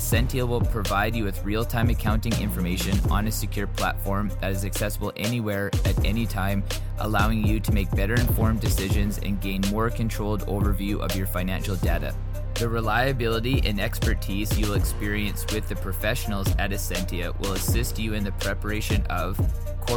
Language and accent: English; Canada; we got Canada, you know, represent my home country